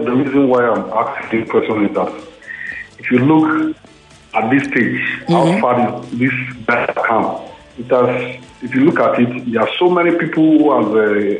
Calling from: Italy; I'm calling from Italy.

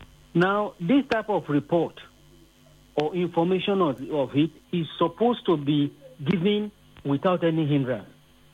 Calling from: Ikorodu, Lagos, Nigeria; I'm calling you from Ikorodu.

